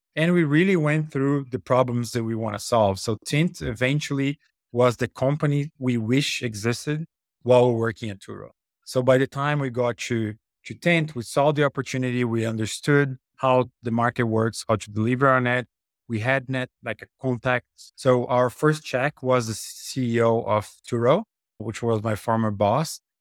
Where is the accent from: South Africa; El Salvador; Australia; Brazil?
Brazil; moved away as an adult; I'm originally from Brazil, I had moved to come into bus-, business school